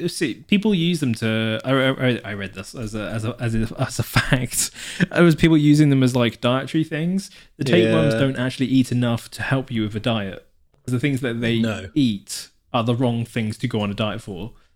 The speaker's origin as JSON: {"language": "English", "region": "South West England", "country": "United Kingdom", "tie": "born or raised there", "said": "I mean, growing up in Devon, you're like, oof, you get many."}